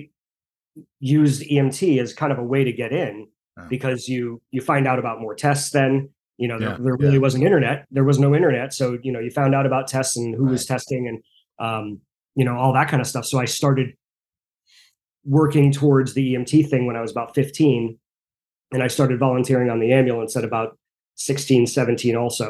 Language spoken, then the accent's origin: English; Norwalk, Connecticut, United States; also born or lived in Southbury, Connecticut; I grew up in Norwalk until I was 11. So Norwalk, Connecticut. And then we moved to Southbury when I was 11 years old